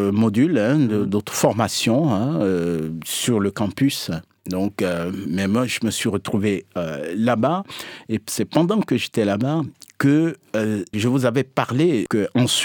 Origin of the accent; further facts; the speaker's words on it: Togo; moi, je suis originaire du sud de la France, le vrai sud, c'est-à-dire le Togo.